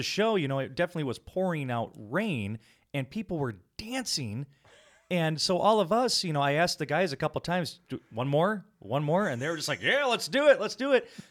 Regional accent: Rockford, Illinois, United States; we hail from Rockford, Illinois

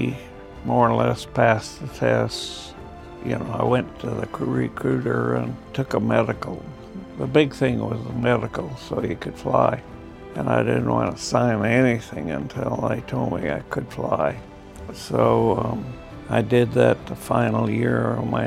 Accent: Newcastle, California, United States; also born or lived in Oakland, California; I immediately came to a farm 3 miles south of Newcastle, and that's where I was raised.

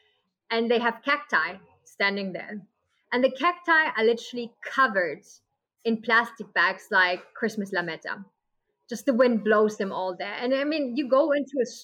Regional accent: Germany; moved away as an adult; now in Costa Rica; I'm from Germany.

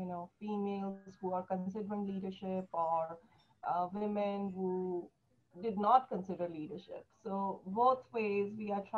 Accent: New Delhi, Delhi, India; moved away as an adult; now in United States; I was born and raised in New Delhi, India

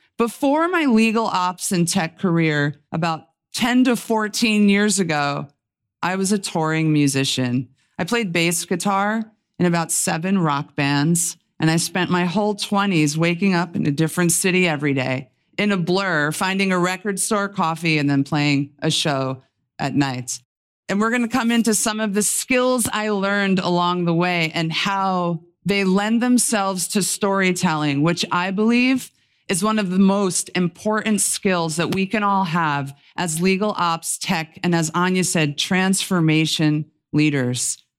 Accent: New York, United States; as a New Yorker

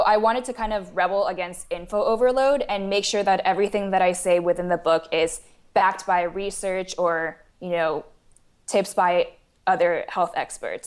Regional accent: Taiwan; moved away as an adult; also born or lived in St. Louis, United States; I was born and raised in Taiwan, and then I came to the United States for university at Washu in Saint Louis

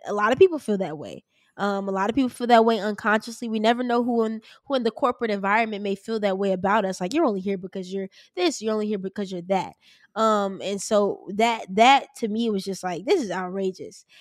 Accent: Chicago, Illinois, United States; I'm from Chicago

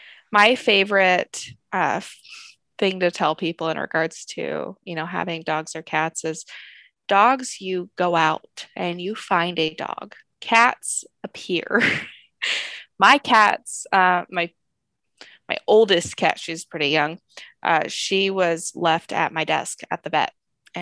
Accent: Seattle, Washington, United States; I'm from Seattle.

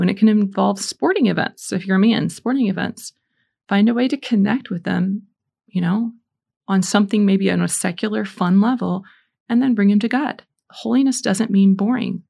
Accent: Indiana, United States; I'm from Indiana

